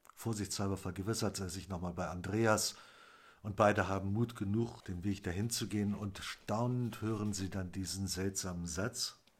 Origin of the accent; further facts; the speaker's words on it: Wendland, Lower Saxony, Germany; bei uns im Wendland